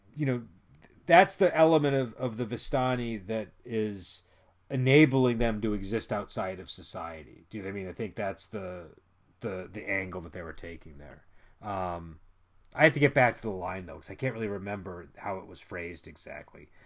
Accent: United States; I'm an American, and I was, grew up in the nineties

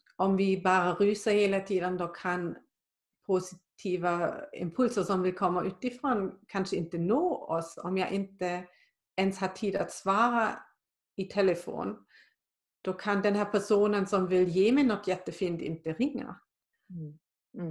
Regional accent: Germany; now in Sweden; där jag kommer från i Tyskland

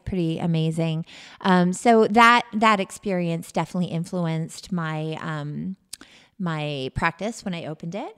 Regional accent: Canada; moved away as an adult; also born or lived in Western Massachusetts; now in United States; I'm from Canada originally.

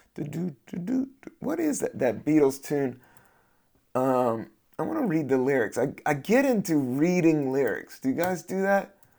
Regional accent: United States; I'm American

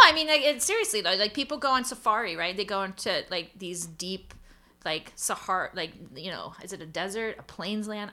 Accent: United States; I'm an American

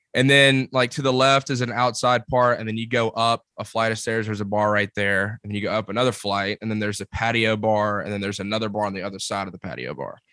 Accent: Columbus, Georgia, United States; now in Auburn, United States; I'm from Columbus, Georgia

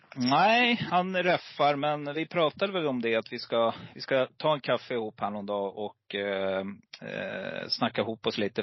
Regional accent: Stockholm, Stockholm County, Sweden; also born or lived in Gävle; Precis innan jag började årskurs ett så flyttade mamma och pappa till Stockholm

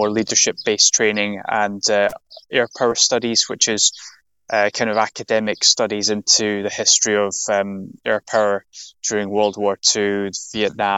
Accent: Lanarkshire, Scotland, United Kingdom; I had a relatively normal childhood growing up in Lanarkshire

